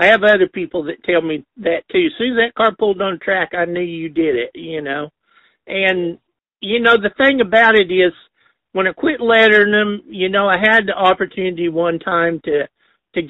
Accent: Enid, Oklahoma, United States; I grew up in Enid

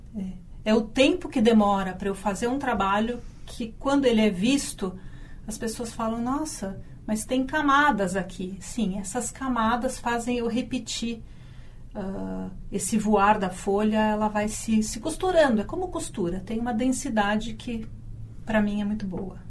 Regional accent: São Paulo, Brazil; moved away as an adult; Eu uh, nasci em São Paulo

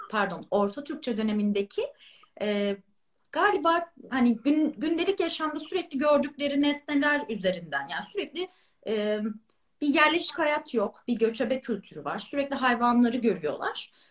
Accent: Balıkesir, Turkey; Ben yani Balıkesirliyim

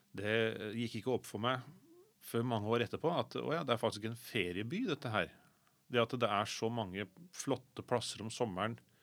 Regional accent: Sandefjord, Vestfold, Norway; moved away as an adult; now in Oslo, Norway; jeg anser fortsatt Sandefjord som hjembyen min

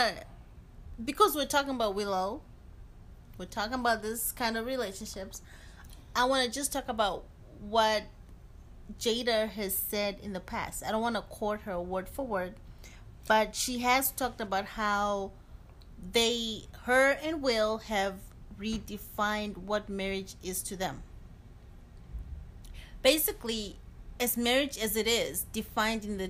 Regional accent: Zimbabwe; I'm from Zimbabwe

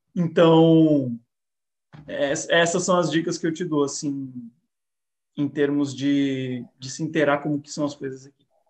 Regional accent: Brazil; moved away; o que nós podemos fazer enquanto brasileiros

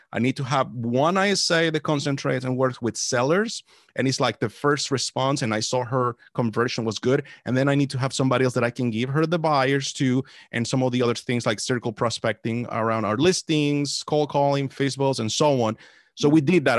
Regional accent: El Salvador; now in Washington, D.C. area, United States; I was born in El Salvador. Uh, that's where I was born. Came to the States back in two thousand

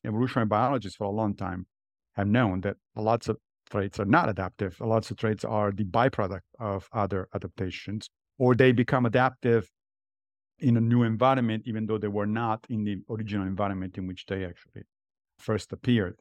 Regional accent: Italy; moved away as an adult; now in New York, United States; I grew up in Italy

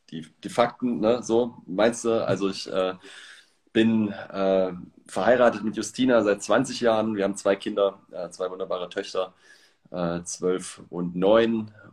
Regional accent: Leipzig, Saxony, Germany; Also ich äh, bin im Osten aufgewachsen in der DDR, in Leipzig und äh, habe mit Gott gar nichts zu tun gehabt.

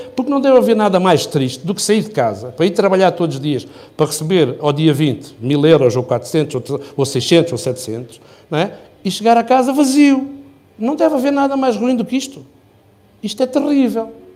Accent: Faro, Algarve, Portugal; moved away as an adult; now in Loulé, Portugal; eu nasci praticamente na Praia de Faro, portanto a minha vida foi praia e ir à pesca

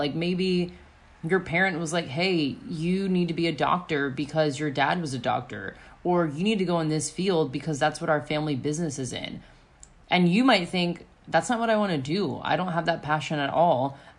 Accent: Florida, United States; I come from Florida. Like, I didn't grow up in a super privileged neighborhood or anything.

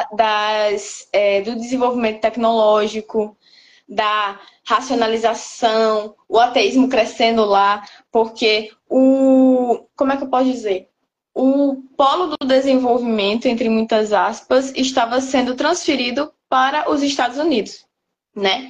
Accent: Brazil; nós, como brasileiros

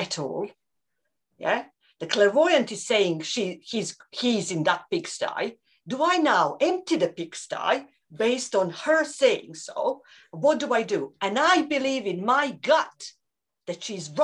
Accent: Croatia; moved away as an adult; also born or lived in Reading, Berkshire / Scotland; one of the guys that I grew up with in Croatia

